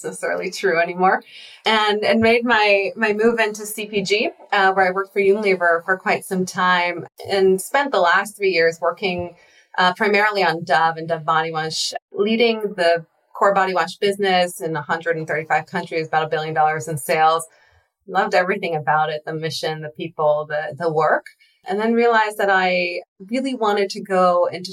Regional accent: Israel; moved away; I'm actually originally from Israel. I spent 2 years in the intelligence force there

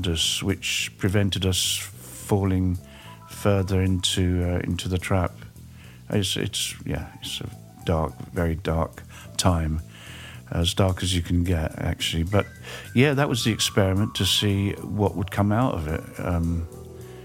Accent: England, United Kingdom; I was very fortunate where I grew up in England

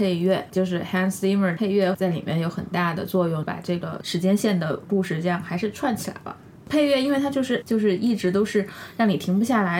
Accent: Sichuan, China; 我们都是四川人，就诺兰。

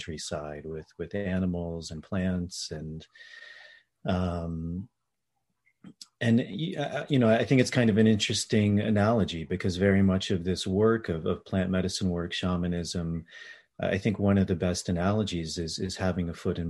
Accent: D.C. area, Virginia, United States; I grew up in Virginia, outside of the Washington, D.C. area

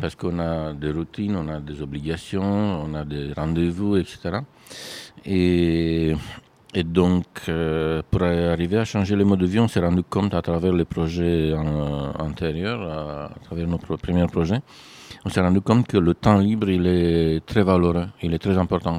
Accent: Romania; moved away as an adult; now in France; je viens d'un pays où la pratique d'architecture n'était pas du tout comme ça

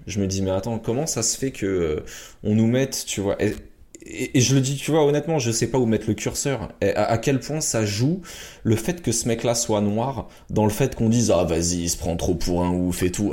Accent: France; chez nous en France

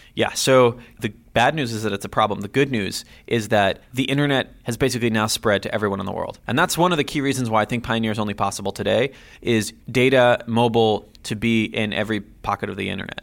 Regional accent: Jerusalem, Jerusalem District, Israel; moved away as an adult; now in Silicon Valley, United States; I was born and raised in Jerusalem, Israel

